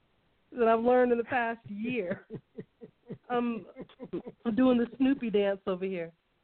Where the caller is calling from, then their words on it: New Mexico, United States; I'm calling in from New Mexico, the land of enchantment